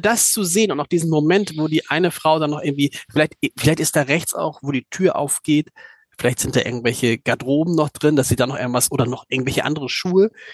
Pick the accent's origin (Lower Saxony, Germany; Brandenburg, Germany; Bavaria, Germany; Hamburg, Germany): Hamburg, Germany; als Hamburger